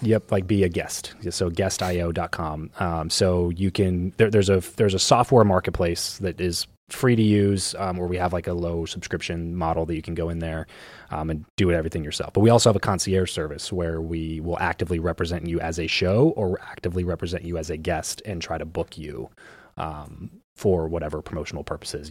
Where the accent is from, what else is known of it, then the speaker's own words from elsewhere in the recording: Southern California, United States; I grew up in SoCal